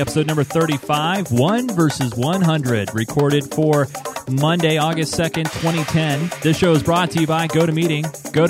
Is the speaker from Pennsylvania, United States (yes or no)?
no; Ballard, Washington, United States; I'm from Ballard.